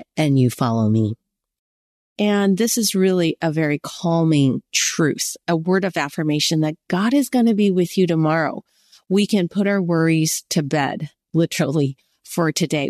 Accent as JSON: {"language": "English", "country": "United States", "said": "I'm Chinese American."}